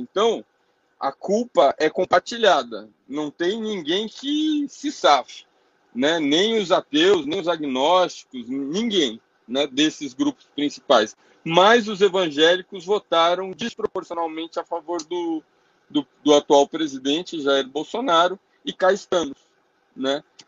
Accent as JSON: {"language": "Portuguese", "country": "Brazil", "said": "como brasileiro"}